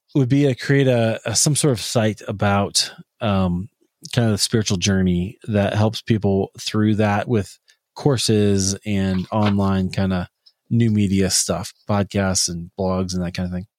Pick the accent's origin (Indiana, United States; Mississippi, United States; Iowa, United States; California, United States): Iowa, United States; Des Moines; my hometown of Des Moines, Iowa